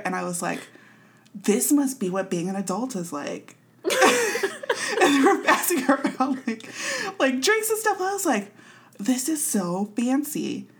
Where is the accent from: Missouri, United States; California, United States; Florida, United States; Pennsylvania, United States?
Missouri, United States; Kansas City; now in Long Beach, United States; You're from St. Louis and I'm from Kansas City.